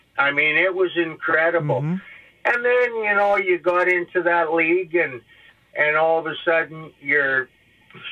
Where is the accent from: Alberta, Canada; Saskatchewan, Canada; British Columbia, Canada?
Alberta, Canada; I was from Alberta